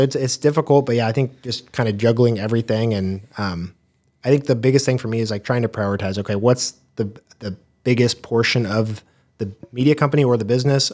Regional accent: Wichita, Kansas, United States; also born or lived in Corpus Christi, Texas; I grew up in the Wichita area

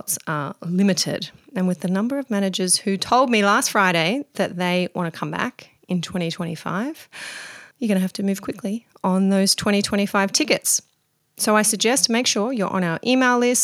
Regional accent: Mudgee, New South Wales, Australia; my hometown of Mudgee, Central West New South Wales

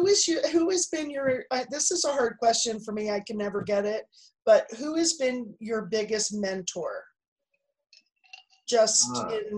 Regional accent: Connecticut, United States; I grew up in Connecticut.

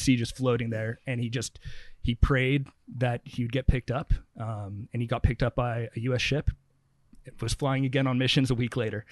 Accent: St. Helena, California, United States; also born or lived in San Francisco; I grew up in Santa Elena.

